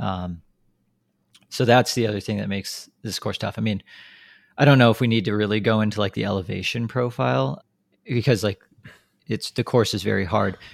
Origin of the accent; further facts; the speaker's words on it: United States; we are American